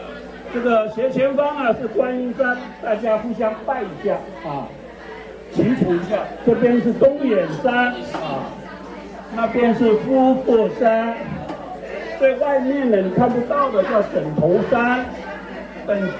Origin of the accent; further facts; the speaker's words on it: Xiayunping, Fuxing District, Taoyuan, Taiwan; 泰雅族。我们是啊，这边土生土长的土鸟土人啊